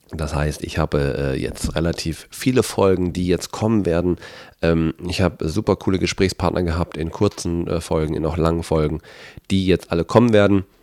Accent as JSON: {"language": "German", "town": "Bielefeld", "region": "North Rhine-Westphalia", "country": "Germany", "lives_now": "Hamburg, Germany", "said": "ich komme ja ursprünglich aus Bielefeld, für die Leute, die das noch nicht wussten, ähm, wohne jetzt aber seit ein paar Jahren in Hamburg."}